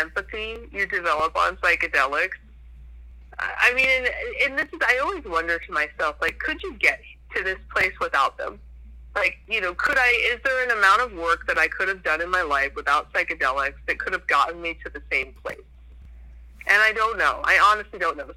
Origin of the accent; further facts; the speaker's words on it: New Hampshire, United States; I grew up in New Hampshire